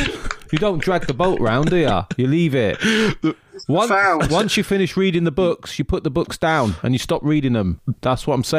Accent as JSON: {"language": "English", "country": "Australia", "tie": "born there", "said": "I was born in Australia."}